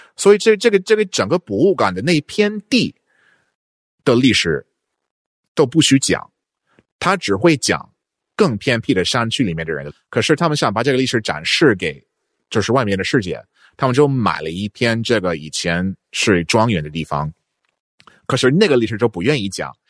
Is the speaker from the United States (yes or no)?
yes; northeast Texas, United States; Chinese is a second language; moved away as an adult; also born or lived in Guangzhou, China / Hainan, China; now in China; 我在一个德克萨斯的东北的一个小地方